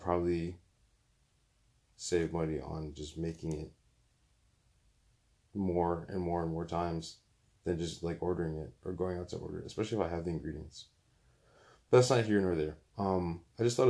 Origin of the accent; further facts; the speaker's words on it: Bloomfield, Connecticut, United States; also born or lived in West Hartford; growing up in Bloomfield, going to school in West Hartford